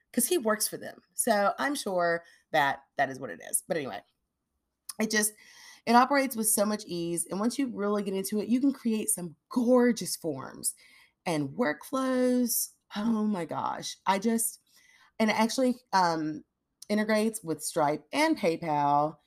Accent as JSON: {"language": "English", "town": "Nashville", "region": "Tennessee", "country": "United States", "tie": "born or raised there", "moved": "yes", "said": "I grew up in Nashville"}